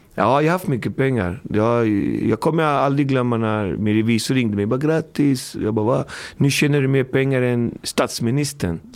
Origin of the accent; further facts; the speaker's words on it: Alby, Stockholm County, Sweden; jag kommer från Alby, uppfostrad, uppvuxen i Alby